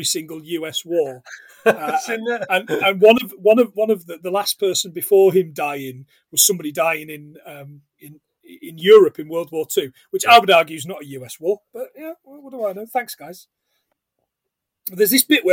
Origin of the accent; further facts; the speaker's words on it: Scotland, United Kingdom; We are a Scottish podcast